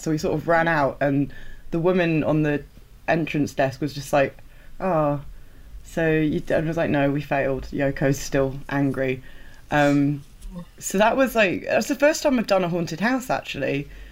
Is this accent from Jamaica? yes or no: no; England, United Kingdom; I was super aware of being very English